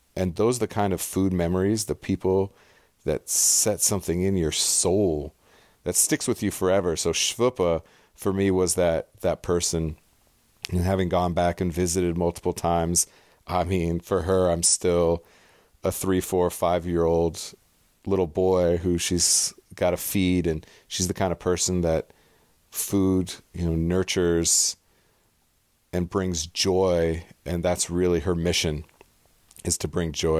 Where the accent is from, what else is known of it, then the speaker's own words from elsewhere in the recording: San Diego, California, United States; also born or lived in Pasadena, California / North Rhine-Westphalia, Germany; grew up into my elementary, middle school, high school years in Southern California in North County, San Diego.